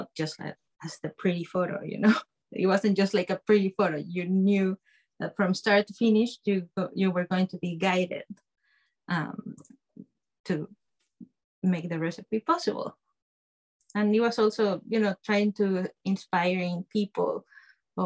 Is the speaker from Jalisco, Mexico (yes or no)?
yes; Guadalajara, Jalisco, Mexico; moved away; I'm from Mexico. I study and grew up there.